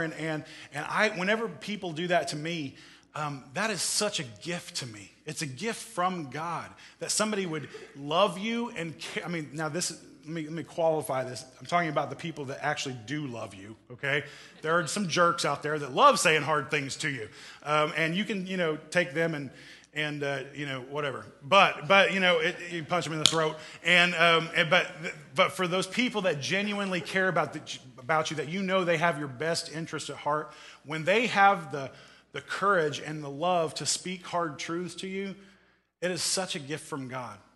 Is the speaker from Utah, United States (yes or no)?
no; Missouri, United States; growing up in Missouri.